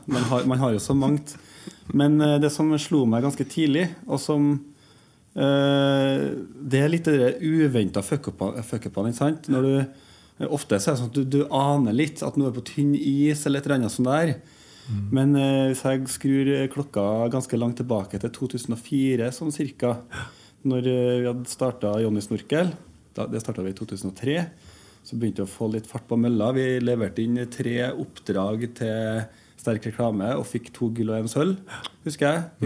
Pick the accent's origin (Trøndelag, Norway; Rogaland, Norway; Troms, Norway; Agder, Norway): Trøndelag, Norway; Trondheim; also born or lived in Oslo; Jeg er jo født og oppvokst i Trondheim, da.